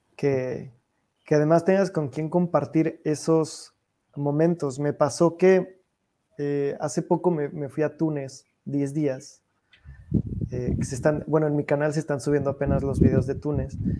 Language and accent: Spanish; Mexico City, Mexico; now in Paris, France; soy, de, Ciudad de México